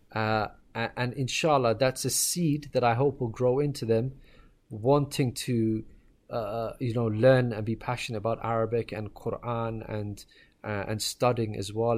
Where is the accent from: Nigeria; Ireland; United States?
Ireland; moved away; also born or lived in Pakistan; I was born and raised in Ireland.